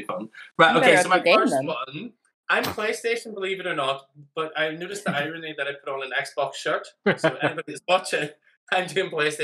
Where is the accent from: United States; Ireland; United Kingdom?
Ireland; accent: Irish; I'm bloody Irish.